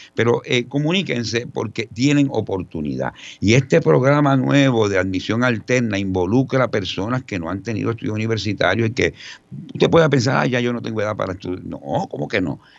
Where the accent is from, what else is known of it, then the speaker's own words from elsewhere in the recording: San Juan, Puerto Rico; Yo soy un puertorriqueño eh, criado entre Río Piedras y Santurce